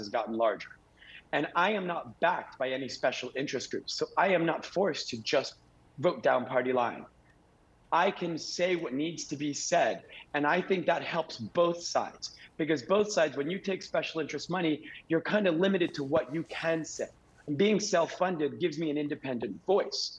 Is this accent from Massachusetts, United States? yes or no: no; Bay Harbor Islands, Florida, United States; now in Miami Beach, United States; I grew up in this paradise. I love this city. I love all the cities in this district. I grew up in Bay Harbor.